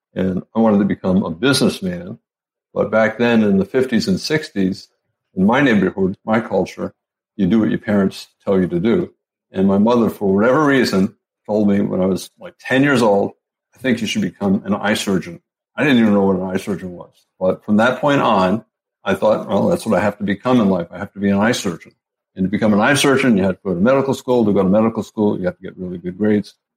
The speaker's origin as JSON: {"language": "English", "town": "Providence", "region": "Rhode Island", "country": "United States", "tie": "born or raised there", "moved": "yes", "said": "I grew up in Providence, Rhode Island, back in the East Coast"}